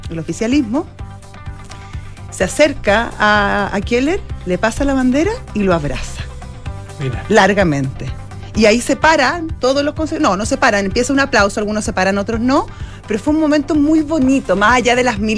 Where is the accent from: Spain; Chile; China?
Chile; somos todos chilenos en esto